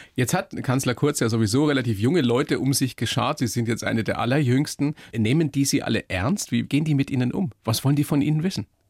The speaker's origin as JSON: {"language": "German", "country": "Germany", "said": "bei uns in Deutschland"}